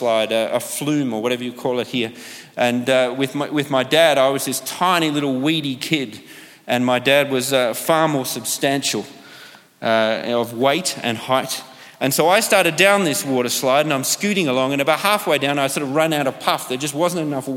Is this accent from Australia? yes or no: yes; Australia; moved away; growing up in Australia